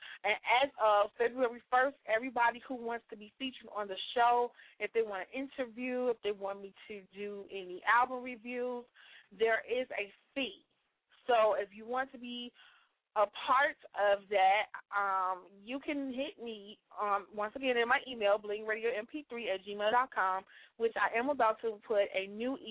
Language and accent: English; Chicago, Illinois, United States; Chicago, I'm loving my city